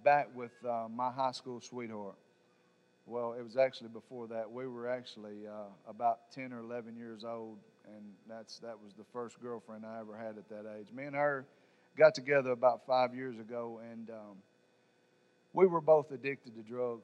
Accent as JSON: {"language": "English", "town": "Savannah", "region": "Tennessee", "country": "United States", "said": "I'm from Savannah, Tennessee."}